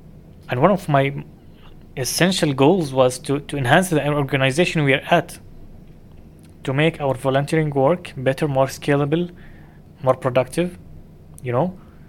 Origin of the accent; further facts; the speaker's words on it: Dubai, United Arab Emirates; I grew up in Dubai.